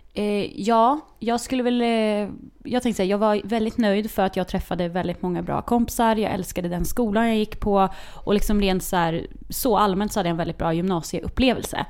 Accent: Linköping, Östergötland, Sweden; det fanns på två skolor i Linköping där jag växte upp

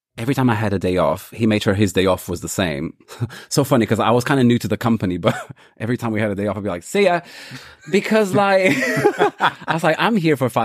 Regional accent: London, United Kingdom; Whereas I come from London.

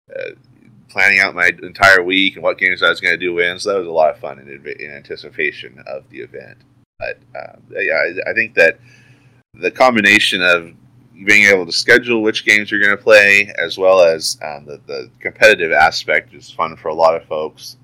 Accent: Oregon, United States; I'm from Oregon, so the other side of the country

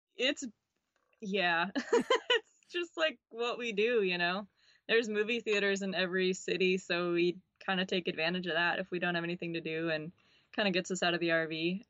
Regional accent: River Falls, Wisconsin, United States; moved away; I'm from River Falls, Wisconsin. It's a pretty small town

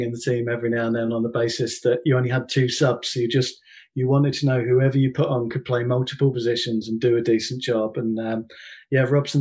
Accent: Chelmsford, East of England, United Kingdom; I'm from Chelmsford in Essex

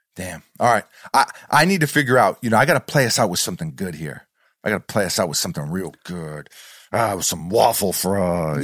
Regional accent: New York, United States; a New Yorker

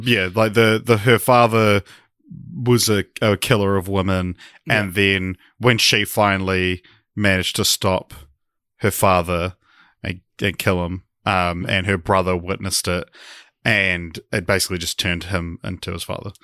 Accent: Christchurch, Canterbury, New Zealand; we we are both from Christchurch

